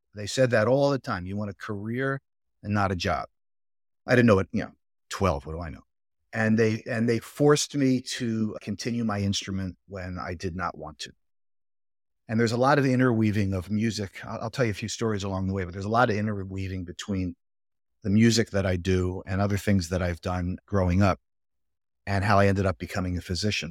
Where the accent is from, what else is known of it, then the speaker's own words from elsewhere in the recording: Philadelphia, Pennsylvania, United States; I was about as Northeast Philly as you could get. So I grew up in the Northeast in a row house